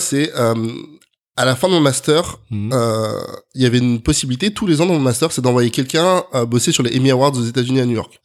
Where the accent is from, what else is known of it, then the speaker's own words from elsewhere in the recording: Neuilly-sur-Seine, Île-de-France, France; also born or lived in Colombes; now in Paris, France; je suis né à Colombes, précisément dans 92. Euh, j'ai grandi à Neuilly